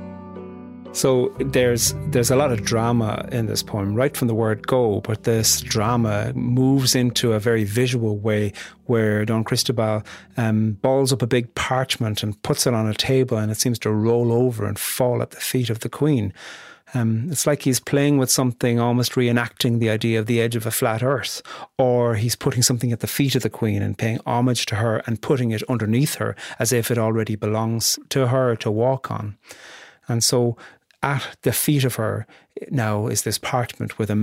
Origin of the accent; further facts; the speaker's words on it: Ireland; being Irish